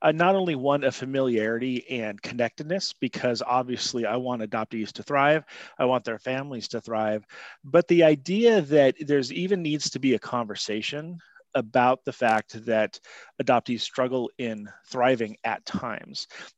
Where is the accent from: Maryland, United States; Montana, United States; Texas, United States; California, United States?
Montana, United States; also born or lived in all over the country; I was adopted by my family, where great family, where I was raised and lived in Montana and all over the country.